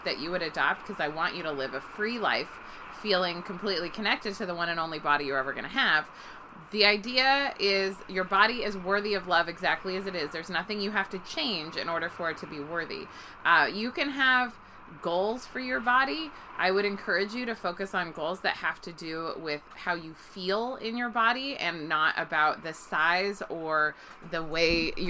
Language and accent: English; Bay Area, California, United States; I grew up in the Bay Area in California